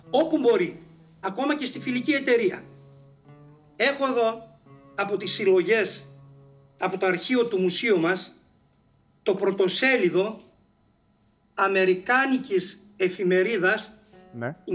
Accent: Greece; Απλώς εμείς ως Έλληνες εκμεταλλευτήκαμε αυτή την αντίθεση

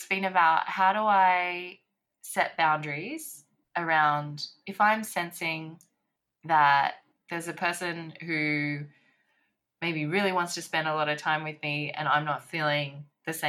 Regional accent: Sydney, New South Wales, Australia; also born or lived in Paris, France; I'm here now in Sydney

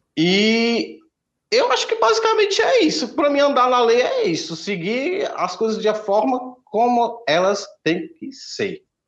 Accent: Aracati, Ceará, Brazil; o carnaval de Aracati, que é minha cidade natal, é o maior carnaval do estado de Ceará

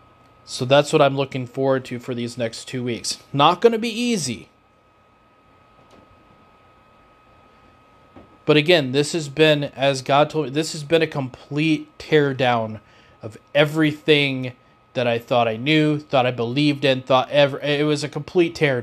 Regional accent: Davenport, Iowa, United States; moved away as an adult; also born or lived in Oskaloosa, Iowa; stayed in my hometown

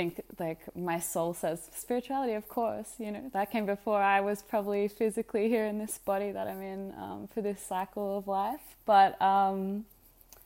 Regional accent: Australia; I was raised in Australia as an Australian, so my mother's Australian and my father's Egyptian

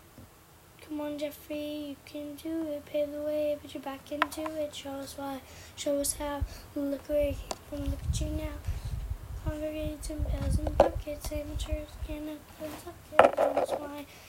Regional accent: Canada; I'm Canadian. I live in Canada.

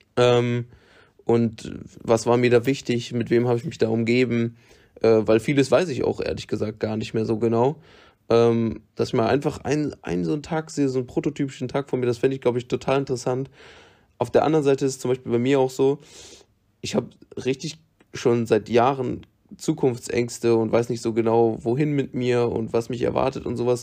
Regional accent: Germany; für immer in meinem Heimatland zu bleiben

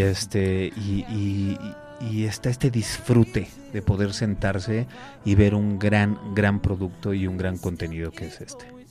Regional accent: Mexico City, Mexico; also born or lived in Torreón, Coahuila; Mis papás me trajeron a los cinco años. La verdad es que soy prácticamente chilango. O sea, soy, soy de, soy de acá, soy de CDMX.

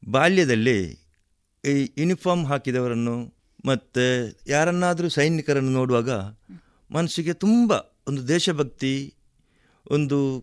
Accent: Kasaragod, Kerala, India; moved away as an adult; now in Puttur, India; ಗಡಿನಾಡ ಕನ್ನ ಕನ್ನಡಿಗ ಕಾಸರಗೋಡಿನವ

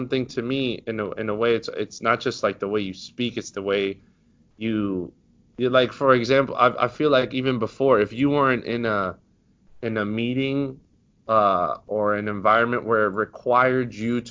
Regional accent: Westchester, New York, United States; now in Harlem, United States; I'm from Westchester, but I live in Harlem

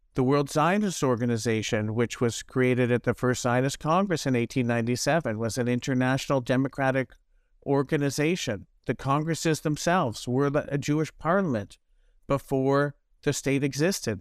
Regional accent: Toronto, Ontario, Canada; I grew up in Toronto

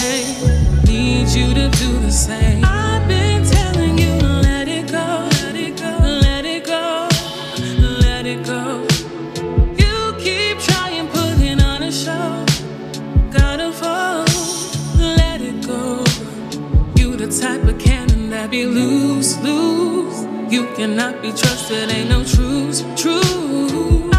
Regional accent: Hamilton, Ontario, Canada; I'm from Hamilton

